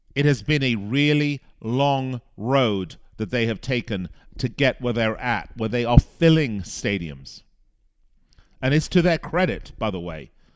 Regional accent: Las Vegas, Nevada, United States; here in my hometown of Las Vegas.

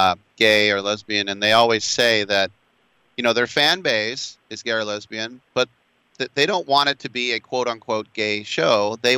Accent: San Francisco, California, United States; from San Francisco and I've never heard gaytastic.

